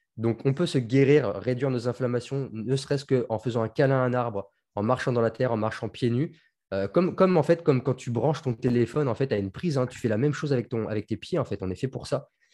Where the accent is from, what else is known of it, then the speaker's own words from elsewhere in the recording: Tours, Centre-Val de Loire, France; moved away as an adult; also born or lived in Marseille; je suis de Tours. J'habitais en Touraine, j'ai vécu toute mon adolescence là-bas.